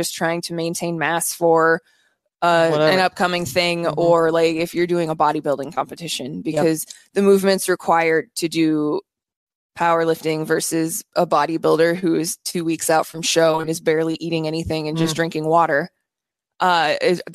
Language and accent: English; Iowa, United States; I'm from Iowa